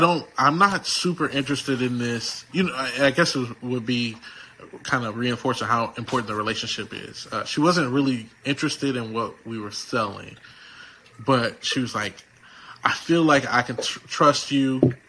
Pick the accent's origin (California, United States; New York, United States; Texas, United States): Texas, United States; Houston; like I came from Houston, right?